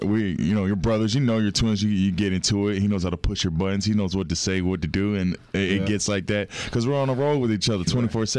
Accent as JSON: {"language": "English", "region": "Florida", "country": "United States", "said": "We're from Florida"}